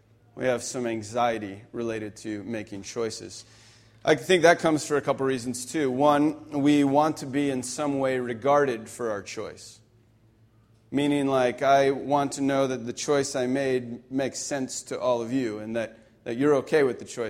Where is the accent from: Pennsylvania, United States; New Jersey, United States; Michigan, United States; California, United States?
Pennsylvania, United States; moved away; I grew up in Pennsylvania